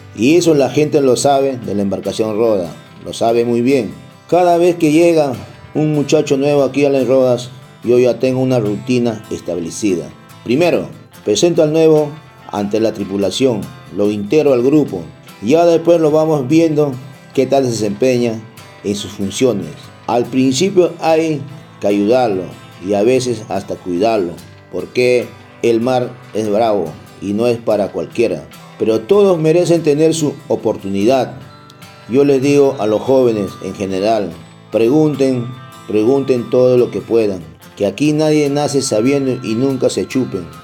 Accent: Huacho, Lima, Peru; moved away; also born or lived in Chincha; Yo nací en Huacho, pero fui hasta Chincha

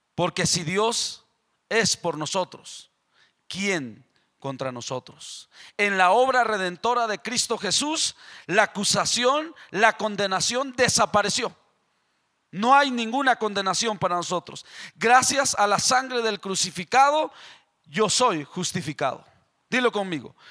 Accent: Mexico; moved away; Yo soy el mexicano

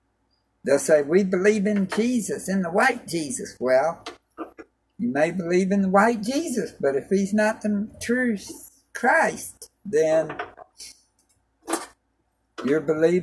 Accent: Clarksville, Tennessee, United States; also born or lived in Germany; now in Oklahoma, United States; We're both from Tennessee. I was raised there in Clarksville.

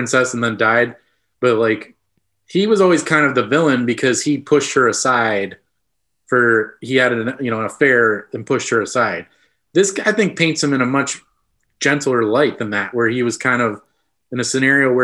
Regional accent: United States; we're American

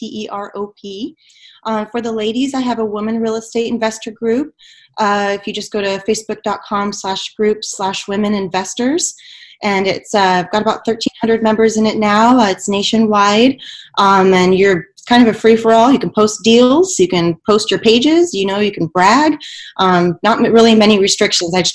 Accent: New Mexico, United States; now in Houston, United States; I come from New Mexico, and the population of New Mexico is around 2 million, which is about the population of Houston.

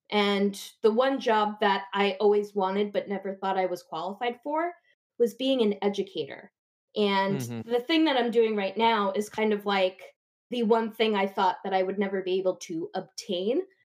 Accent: New Jersey, United States; I'm from New Jersey

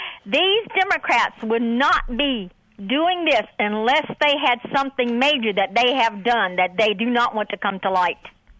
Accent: North Carolina, United States; I'm from North Carolina.

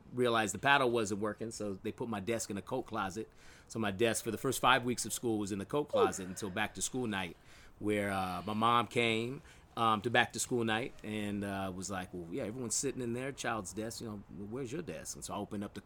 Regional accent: South San Francisco, California, United States; I grew up in South City, went to college in San Mateo

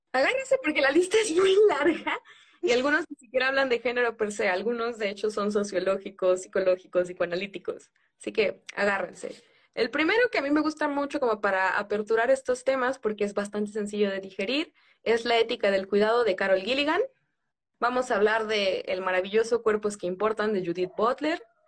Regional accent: southern Mexico, Mexico; vengo de un lugar en el sur, la palabra tostón tiene sentido

